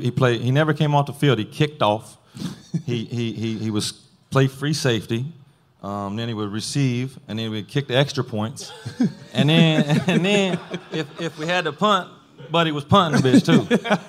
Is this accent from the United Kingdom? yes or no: no; Bell, Florida, United States; I'm from Bell, little old town, and I go to Gainesville. Gainesville's not much bigger than Bell, but it's a little bit bigger, and it's the first time I've been away from home